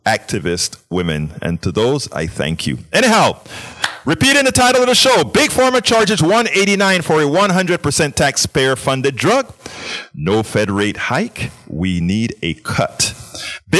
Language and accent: English; Panama; moved away; I'm from Central America, Panama.